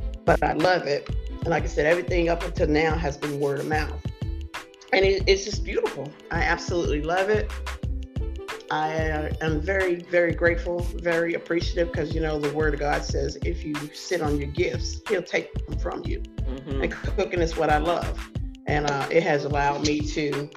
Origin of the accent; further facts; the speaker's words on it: the South, United States; that's where we're from. We're from the South.